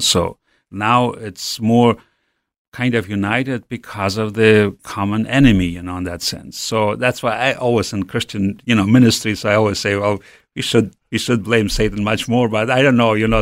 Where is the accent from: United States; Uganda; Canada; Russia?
Russia; Western Siberia; also born or lived in Urals; I grew up in Siberia, in West Siberia